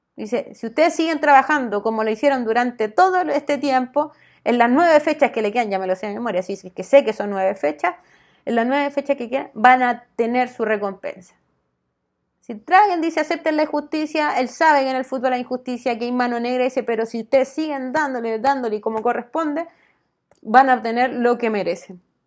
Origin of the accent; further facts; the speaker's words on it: Chile; no somos unos pobrecitos chilenos